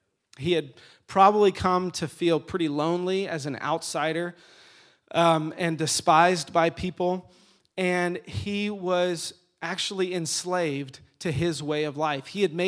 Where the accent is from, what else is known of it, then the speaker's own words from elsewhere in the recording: Atlanta, Georgia, United States; Okay, I grew up in Atlanta. I was a big Atlanta Braves fan.